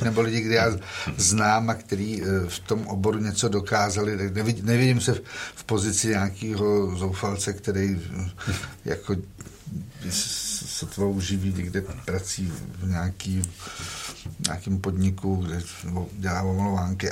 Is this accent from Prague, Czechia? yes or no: yes; Prague, Czechia; já jsem celoživotně z Prahy, z Prahy pět, chodil jsem tady na Santošku